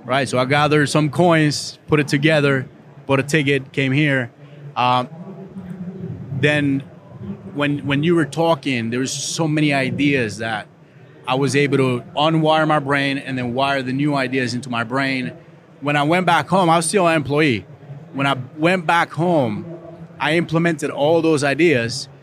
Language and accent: English; Costa Rica; moved away; I was born in Costa Rica, poor country